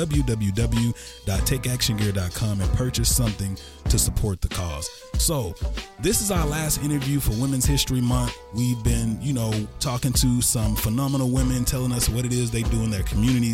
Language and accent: English; Texas, United States